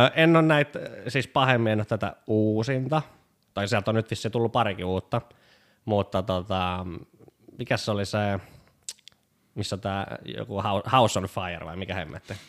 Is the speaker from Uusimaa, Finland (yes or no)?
no; Pori, Satakunta, Finland; moved away as an adult; also born or lived in Lahti; now in Tampere, Finland; olen porilainen.